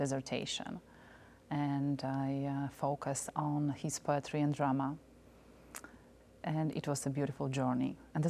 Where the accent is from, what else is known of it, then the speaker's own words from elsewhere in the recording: Poland; also born or lived in Warsaw, Poland; now in United States; I was born in Poland.